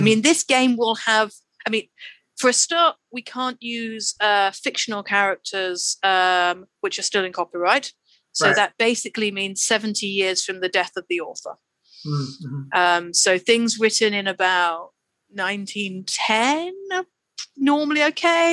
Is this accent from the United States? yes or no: no; United Kingdom; so we are from the UK, you know, we're all British